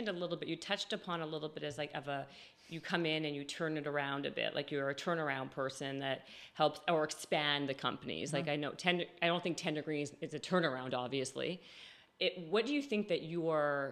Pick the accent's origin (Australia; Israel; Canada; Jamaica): Canada; Winnipeg, Manitoba; now in California, United States; I'm from Winnipeg, Manitoba